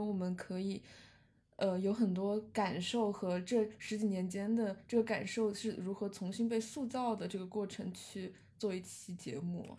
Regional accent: Sichuan, China; 小时候在四川的高速公路上会看到很多载猪的车

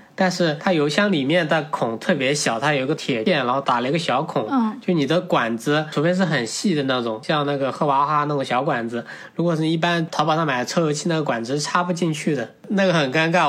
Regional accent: Huzhou, Zhejiang, China; 从浙江，我的老家湖州得 从德钦到海南去了有十天左右

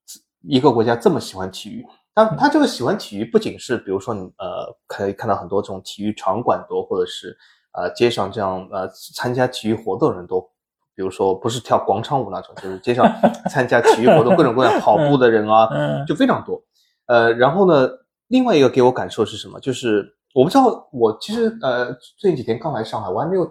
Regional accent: Shanghai, China; 作为上海人，我也不知道有个叫什么嘉定汇龙是吧？

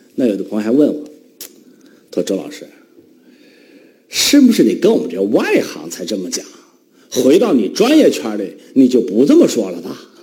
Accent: Northeast China, China; accent: Northeastern dialect; 我们东北话

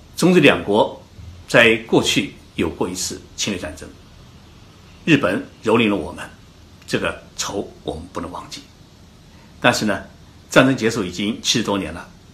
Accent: Zhoushan, Zhejiang, China; now in Japan; 我是浙江人，我的老家在浙江的舟山，所以呢，我普通话一直讲得不好

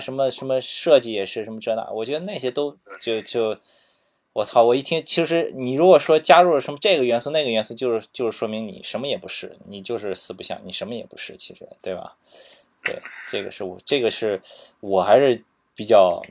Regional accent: Qingdao, Shandong, China; 因为我是青岛的嘛

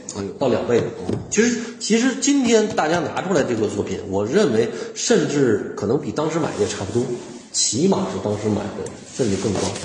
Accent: China; 我们中国人不太喜欢。

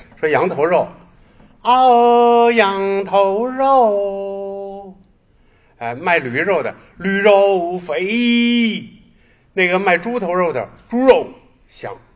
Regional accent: Beijing, China; 我始终就是生活生长在这片沃土

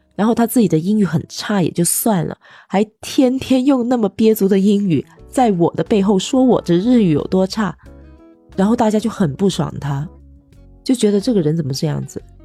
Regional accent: China; moved away; also born or lived in Japan; 我是一个中国人

